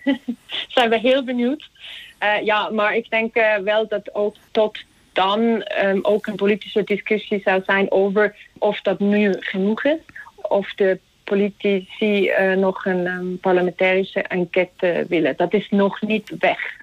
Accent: Zug, Switzerland; Dutch is a second language; also born or lived in Utrecht; in Toek. Dat is trouwens ook waar ik vandaan kom

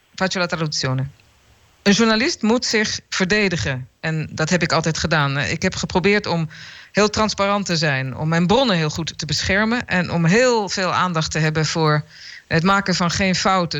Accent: Netherlands; Ik ben ook een Nederlander

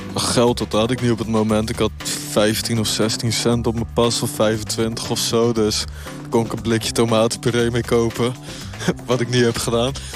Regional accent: Rotterdam, South Holland, Netherlands; ik kom uit Rotterdam

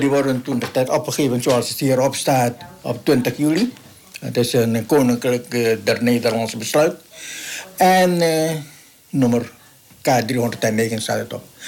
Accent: Moluccas, Maluku, Indonesia; moved away as an adult; now in Netherlands; we zijn Molukkers

